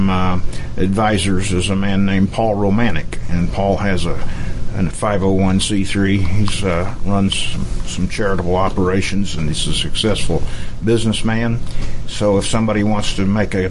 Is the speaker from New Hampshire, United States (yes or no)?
no; Iowa, United States; moved away; I'm from Iowa